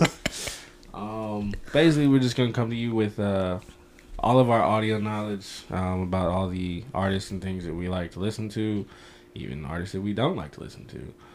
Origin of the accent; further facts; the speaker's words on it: St. Louis, Missouri, United States; I am from St. Louis